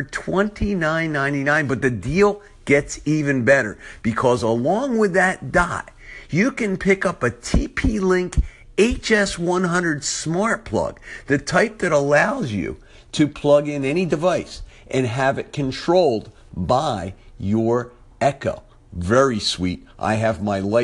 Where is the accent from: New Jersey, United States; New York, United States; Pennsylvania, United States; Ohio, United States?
Pennsylvania, United States; Philadelphia; accent: South Philly; my South Philly accent